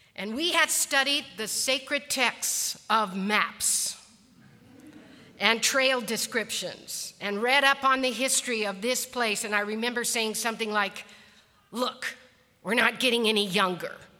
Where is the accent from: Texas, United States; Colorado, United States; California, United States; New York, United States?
Colorado, United States; I was born and raised in Colorado, and much of my youth was spent hiking to one mountain lake or one mountain ridge